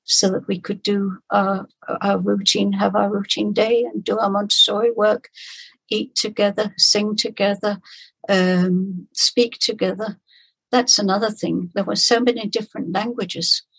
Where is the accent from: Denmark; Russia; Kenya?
Denmark; I'm from Denmark and I worked in the refugee camp in uh, Copenhagen